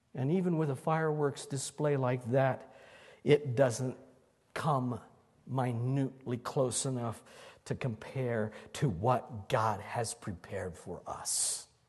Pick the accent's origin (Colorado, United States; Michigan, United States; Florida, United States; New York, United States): Colorado, United States; Longmont; when Emily and I were growing up in Longmont